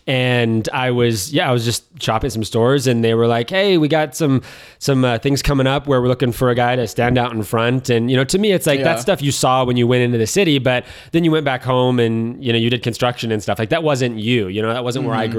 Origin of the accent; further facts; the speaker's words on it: Korsgold, California, United States; Originally, I'm from a town called Korsgold, which no one knows what that is or where it's at. It's about 15 miles just south of Yosemite National Park.